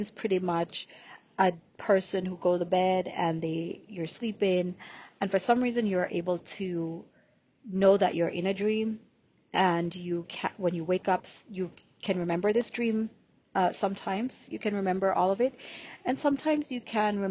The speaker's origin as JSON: {"language": "English", "country": "Jamaica", "tie": "born or raised there", "accent": "Jamaican", "first_language": "Jamaican Patois", "second_language": "English", "moved": "as an adult", "said": "So I was born in Jamaica, Yemen. So yes, even though you don't hear my Jamaican accent, I can definitely use my Jamaican accent while I'm doing this recording."}